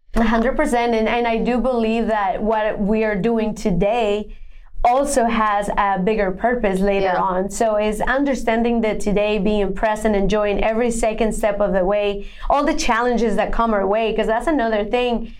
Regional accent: Bogotá, Bogotá Capital District, Colombia; English is a second language; moved away as an adult; now in United States; I was born and raised in Bogota, Colombia

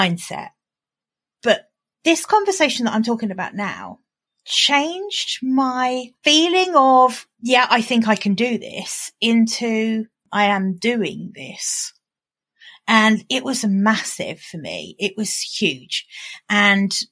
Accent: United Kingdom; accent: British; my British accent

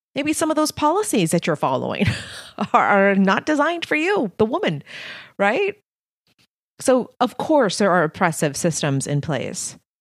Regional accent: Texas-Mexican border, United States; English is a second language; I was born on the Texas-Mexican border.

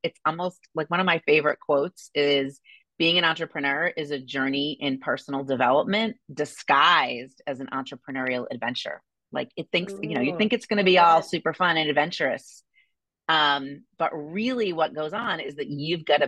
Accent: Boston, Massachusetts, United States; moved away as an adult; now in Indianapolis, United States; I grew up in Boston.

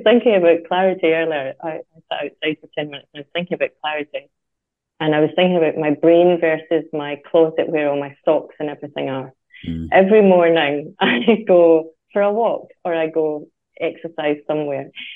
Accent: Scotland, United Kingdom; moved away; When I was growing up in Scotland

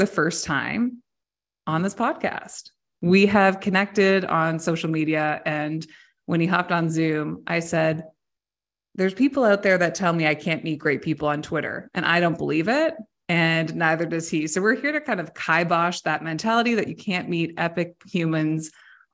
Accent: Canada; also born or lived in Ontario; I'm Canadian. I live in Ontario on the coast of Lake Huron

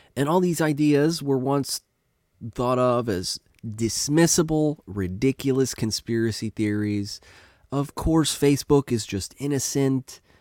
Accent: United States; I'm an American

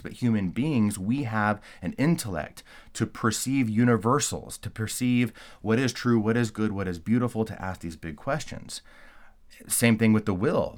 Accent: California, United States; moved away; I'm originally from California

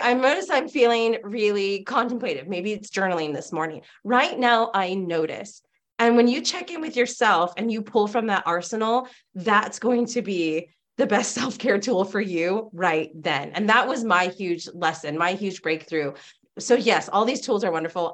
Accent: California, United States; I grew up in California

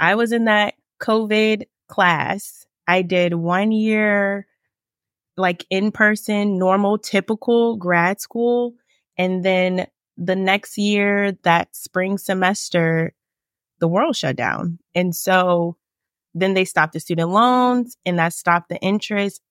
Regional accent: Richmond, Virginia, United States; also born or lived in Winchester, Virginia; I'm from Richmond, Virginia. I still live here

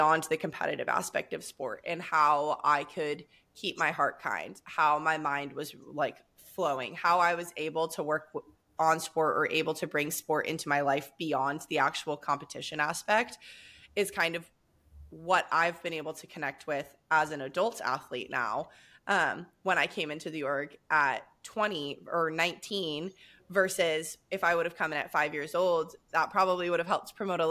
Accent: Southern California, United States; I'm born and raised in Southern California

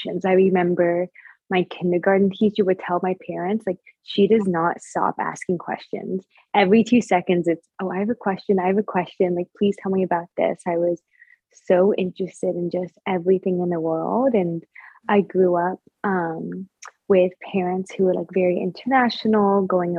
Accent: Northern Virginia, United States; I grew up in Northern Virginia. Yeah, I grew up in Northern Virginia, born and bred

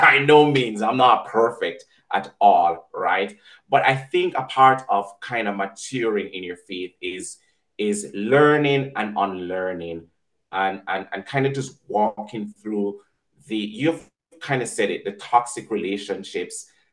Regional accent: Jamaica

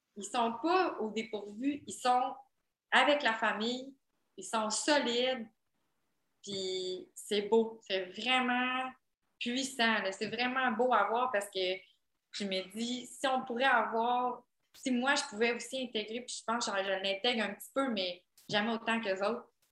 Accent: Quebec, Canada; moved away as an adult; je suis une Canadienne

